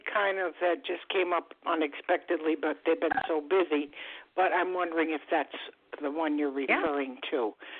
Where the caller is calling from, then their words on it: Florida, United States; I'm calling from Florida.